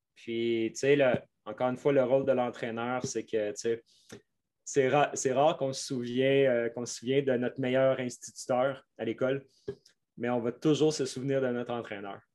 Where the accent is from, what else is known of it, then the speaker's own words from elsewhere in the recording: Quebec, Canada; accent: Québécois; mon accent québécois